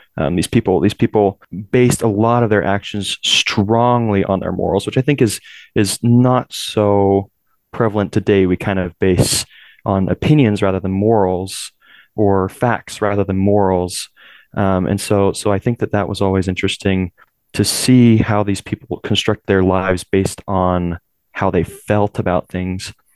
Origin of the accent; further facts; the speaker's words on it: Utah, United States; also born or lived in California; my family moved here to Utah um, when I was still fairly young. I was about six years old, um, so I consider myself more Utah than Californian.